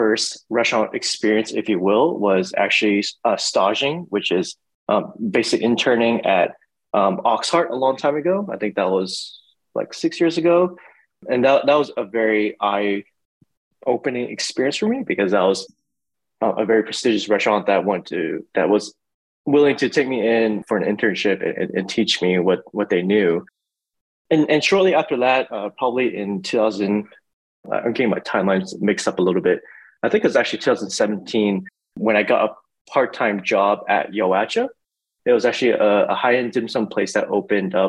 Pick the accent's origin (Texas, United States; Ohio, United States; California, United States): Texas, United States; Houston; I was born and raised in Houston